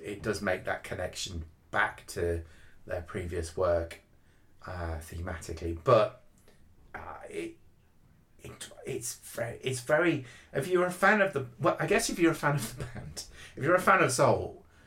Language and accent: English; United Kingdom; being British